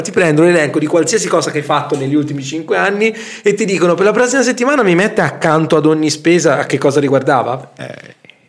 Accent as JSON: {"language": "Italian", "region": "Tuscany", "country": "Italy", "said": "noi siamo toscani"}